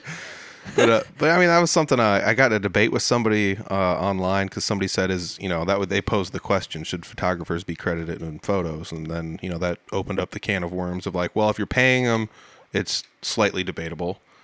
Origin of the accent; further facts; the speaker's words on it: Humboldt, Iowa, United States; there used to be a bottling factory here in my hometown